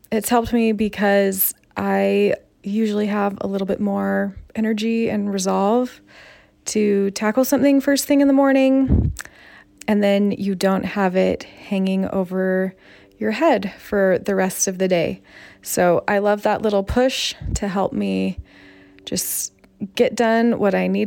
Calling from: Highland, Utah, United States; Hi, I'm … from Highland, Utah, and I love the tip

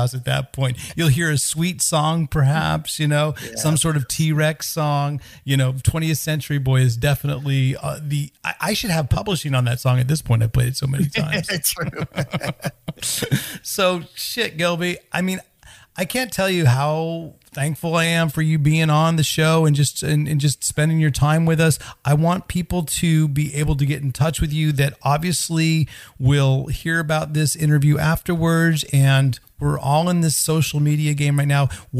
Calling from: Sweden; I mean, I'm recording this from Sweden, so I'm basically starting my evening already.

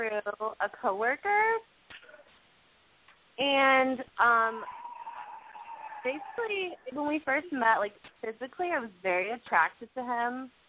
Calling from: Austin, Texas, United States; I'm calling from Austin.

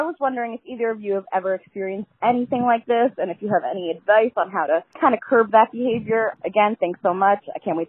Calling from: Long Island, New York, United States; I'm calling from Long Island, New York.

